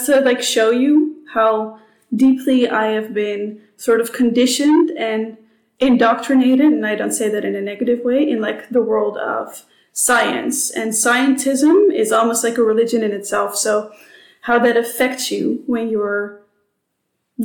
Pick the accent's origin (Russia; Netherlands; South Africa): Netherlands; Amsterdam, North Holland; English is a second language; moved away as an adult; also born or lived in United States / Singapore; now in Sydney, Australia; I am Dutch, which you can probably hear. I'm from Amsterdam